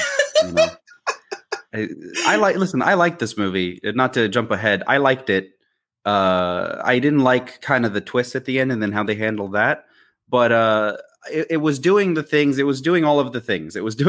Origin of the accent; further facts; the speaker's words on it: California, United States; We're from California